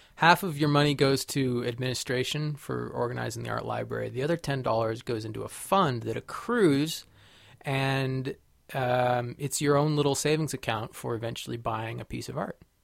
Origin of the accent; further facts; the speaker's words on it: California, United States; I grew up in California